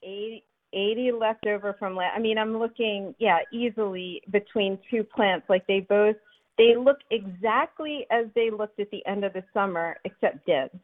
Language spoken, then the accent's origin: English; Philadelphia, Pennsylvania, United States; moved away as an adult; now in Alexandria, United States; I grew up in Philadelphia